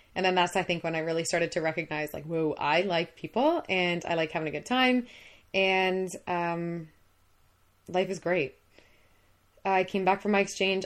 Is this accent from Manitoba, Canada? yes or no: no; Minden, Ontario, Canada; born and raised in Minden